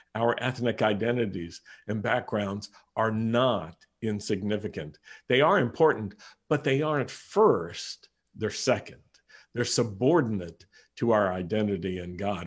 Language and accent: English; United States; I am an American Messianic Jew